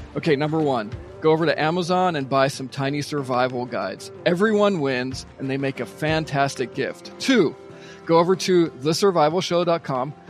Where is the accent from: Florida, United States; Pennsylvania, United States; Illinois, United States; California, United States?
Pennsylvania, United States; Pittsburgh; I was born just outside of Pittsburgh, Pennsylvania